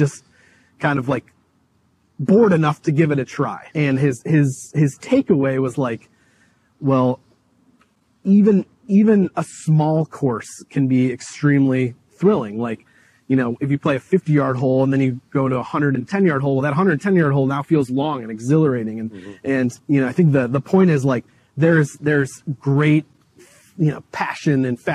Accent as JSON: {"language": "English", "town": "Chicago", "region": "Illinois", "country": "United States", "tie": "born or raised there", "said": "me growing up in Chicago"}